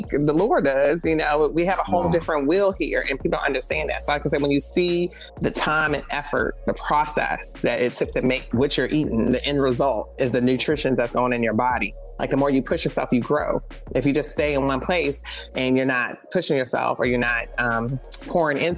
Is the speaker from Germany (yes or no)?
yes; Germany; So we, I was born and raised in Germany.